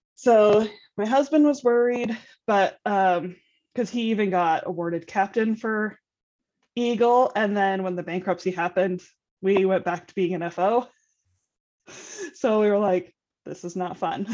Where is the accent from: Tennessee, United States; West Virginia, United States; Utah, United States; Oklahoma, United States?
Utah, United States; I'm from Utah.